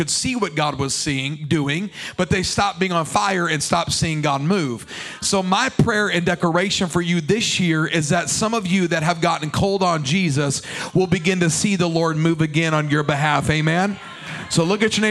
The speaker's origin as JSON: {"language": "English", "country": "United States", "said": "we as American modern day people"}